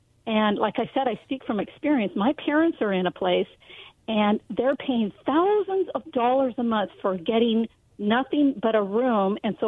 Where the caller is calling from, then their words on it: Benton City, Washington, United States; I'm calling from Benton City.